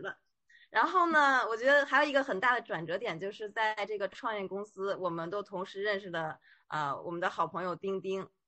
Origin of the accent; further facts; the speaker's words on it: Beijing, China; moved away as an adult; now in Shanghai, China; 因为我是北京人嘛，然后就一直在北京工作